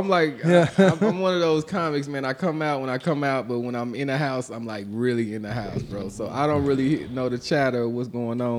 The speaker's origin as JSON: {"language": "English", "town": "Maywood", "region": "Illinois", "country": "United States", "also_born_or_lived": "Austin, Texas / Los Angeles", "moved": "yes", "lives_now": "Houston, United States", "said": "I'm from Chicago. I'm from Maywood"}